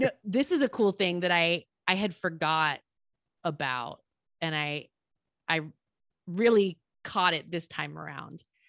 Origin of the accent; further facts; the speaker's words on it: Salinas, California, United States; my hometown, Salinas